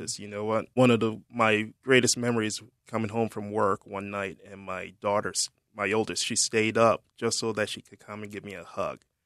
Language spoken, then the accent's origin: English; Jamaica; moved away; also born or lived in Germany; I'm originally from Jamaica